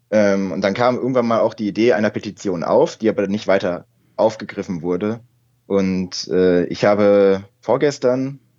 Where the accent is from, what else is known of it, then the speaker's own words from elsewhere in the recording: Berlin, Germany; also born or lived in Minden; also geboren bin ich in Minden, also gar nicht typisches Hertha-Gelände äh, in Nordrhein-Westfalen. Ähm, bin mit 8, 1999 nach Berlin gekommen.